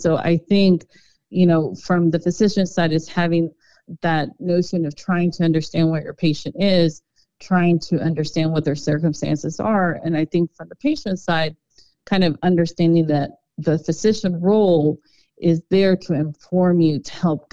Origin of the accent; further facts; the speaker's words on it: Garland, Texas, United States; I grew up in Garland